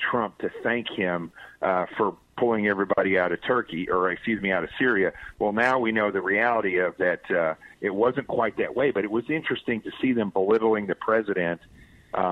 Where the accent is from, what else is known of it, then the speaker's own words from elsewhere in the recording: Arkansas, United States; I grew up extremely poor in Arkansas